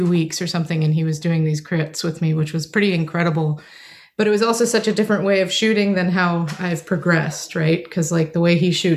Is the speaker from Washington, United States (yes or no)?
yes; Seattle, Washington, United States; moved away; also born or lived in New York; I grew up in Seattle